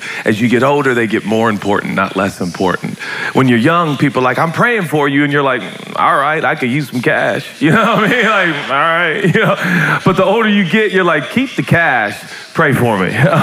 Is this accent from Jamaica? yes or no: no; LA, Seattle, West Coast, United States; also born or lived in Los Angeles, California; I'm from LA. I'm from the West Coast, Seattle.